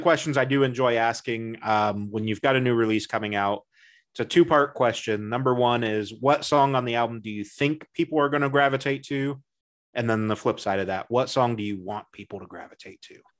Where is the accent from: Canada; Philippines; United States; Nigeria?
United States; I'm American